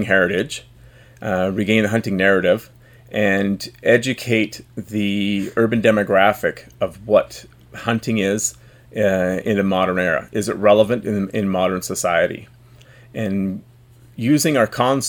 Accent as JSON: {"language": "English", "town": "Vancouver", "region": "British Columbia", "country": "Canada", "said": "I'm from the epicenter of political decision, the Vancouver, the Lower Mainland"}